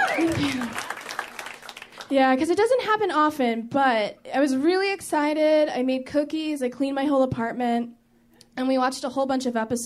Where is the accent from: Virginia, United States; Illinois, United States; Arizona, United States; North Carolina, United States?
Illinois, United States; Chicago; I'm from Chicago